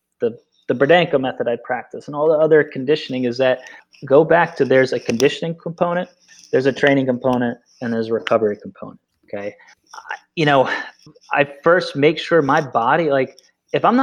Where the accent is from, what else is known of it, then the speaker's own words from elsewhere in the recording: Vermont, United States; I grew up in Vermont.